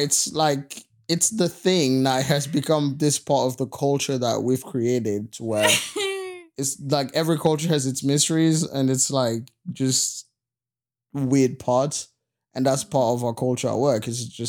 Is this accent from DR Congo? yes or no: yes; Goma, North Kivu, DR Congo; also born or lived in Bukavu; And so, I was born in Bukavu, which is this town in the eastern part of the Congo. It's right close to Rwanda. And then when I was 10 years old, maybe 9. Okay. I was 9 years old.